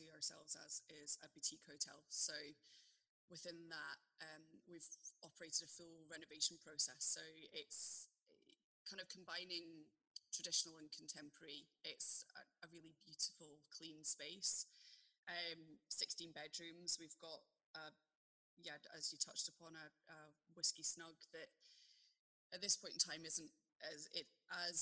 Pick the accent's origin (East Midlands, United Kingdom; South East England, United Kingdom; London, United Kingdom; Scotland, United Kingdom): Scotland, United Kingdom; Glasgow; also born or lived in Hong Kong; now in Aberlour, United Kingdom; We are full-blown city kids, and although we come from Glasgow originally, we lived abroad for a really long time